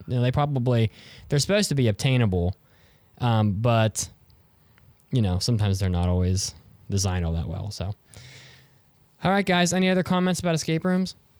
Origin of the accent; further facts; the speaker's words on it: West Virginia, United States; I'm from West Virginia